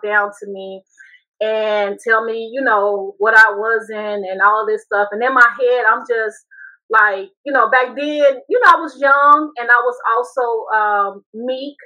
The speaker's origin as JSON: {"language": "English", "town": "Chicago", "region": "Illinois", "country": "United States", "also_born_or_lived": "Seattle, Washington", "moved": "as an adult", "said": "I got married at a very young age, and I'm from Chicago"}